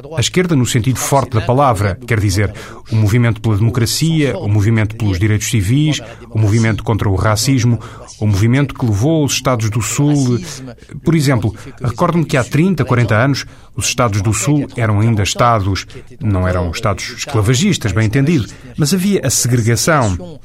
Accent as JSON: {"language": "Portuguese", "country": "France", "said": "Mas eu sou francês, sou europeu de origem francesa, escrevo para os europeus"}